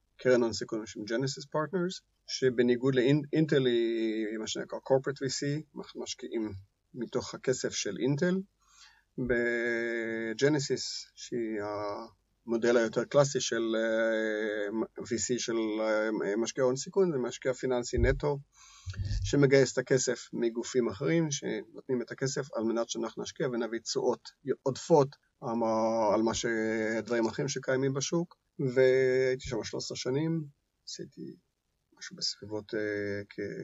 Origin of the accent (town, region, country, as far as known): Israel